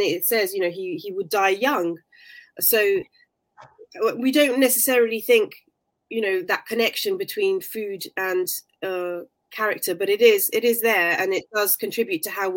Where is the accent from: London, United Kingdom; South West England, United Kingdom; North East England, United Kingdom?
London, United Kingdom; I was born in London